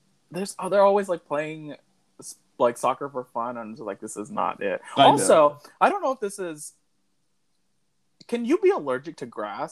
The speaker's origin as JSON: {"language": "English", "town": "Arlington", "region": "Virginia", "country": "United States", "tie": "born or raised there", "also_born_or_lived": "Alexandria, Virginia", "said": "when I grew up in Arlington."}